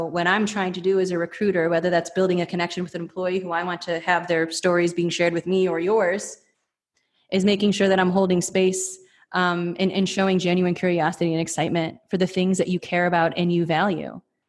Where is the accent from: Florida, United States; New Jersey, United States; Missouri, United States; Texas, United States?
Texas, United States; Mesquite; I'm an employer from Mesquite, Texas, who does rodeos all day long.